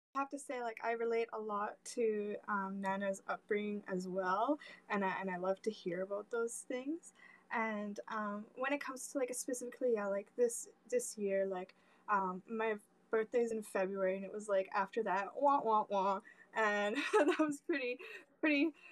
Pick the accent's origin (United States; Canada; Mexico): Canada; I'm, I'm from Canada um, and I'm in the West Coast.